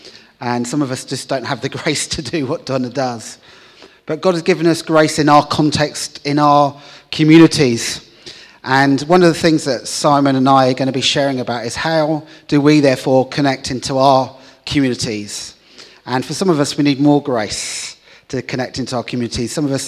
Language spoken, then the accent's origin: English; Hull, Yorkshire and the Humber, United Kingdom; So I'm from Hull, a city in the north of the UK.